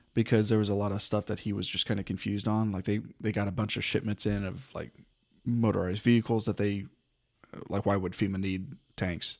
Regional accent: North Texas, United States; I was born in North Texas, kinda raised in North Texas

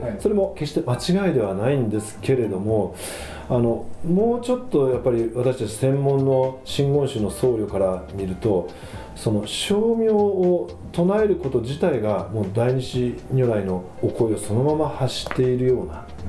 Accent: Kanagawa, Japan; 1968年に神奈川県で生まれまして

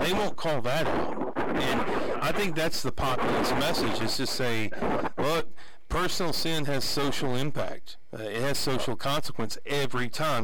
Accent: Abernathy, Texas, United States; moved away; growing up in Abernathy

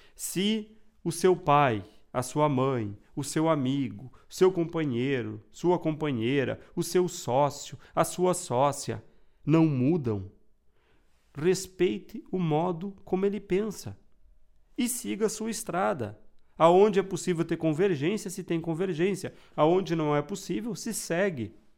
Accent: Rio Grande do Sul, Brazil; Eu sou gaúcho

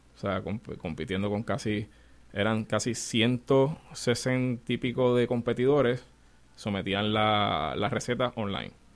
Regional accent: Puerto Rico; de 18 chefs, yo soy el único puertorriqueño

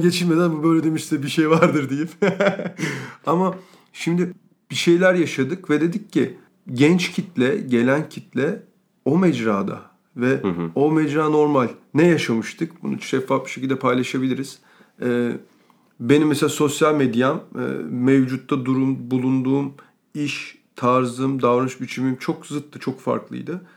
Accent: Ankara, Turkey; moved away; Ben Ankara'da büyüdüm

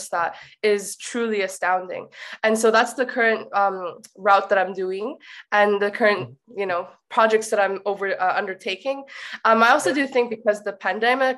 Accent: Abbotsford, British Columbia, Canada; first language English; moved away as an adult; also born or lived in Ireland; I actually was born and raised in Abbotsford, Canada

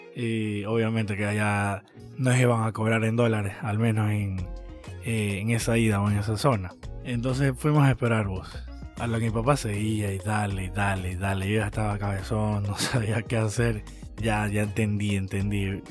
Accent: Ecuador; venimos de Ecuador

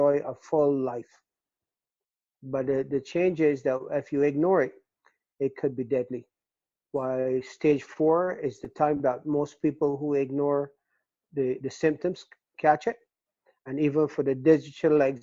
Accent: Barbados; moved away as an adult; growing up in the Caribbean, I was born and raised in Barbados, came here as a young man

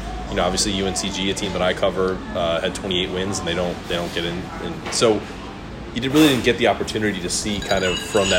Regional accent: the North, United States; now in North Carolina, United States; I'm from the North.

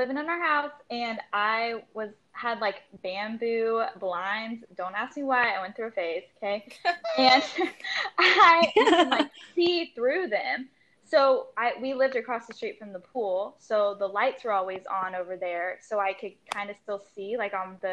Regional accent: Charlotte, North Carolina, United States; I was born and raised in Charlotte, North Carolina

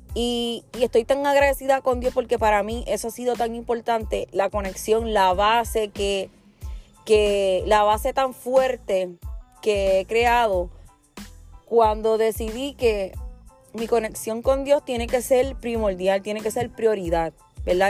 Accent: Puerto Rico; Nosotros los puertorriqueños, hablando de mí, que soy puertorriqueña

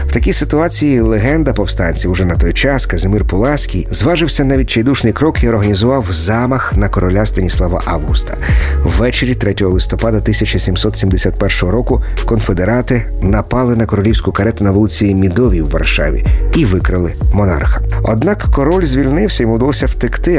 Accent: Ukraine; поляки, але громадяни України

